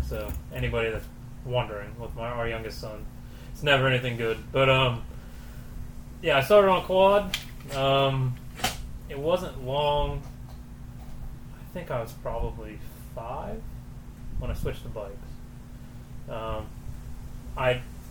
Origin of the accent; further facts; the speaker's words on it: Brookville, Pennsylvania, United States; moved away; Originally, I'm from Brookville, Pennsylvania